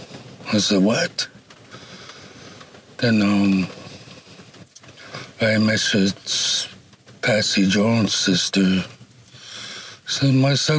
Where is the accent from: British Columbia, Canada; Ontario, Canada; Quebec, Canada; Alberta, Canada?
British Columbia, Canada; Duncan; moved away as an adult; now in Powell River, Canada; Live in Paul River, but I'm originally from Duncan. Been in Paul River for 2 years now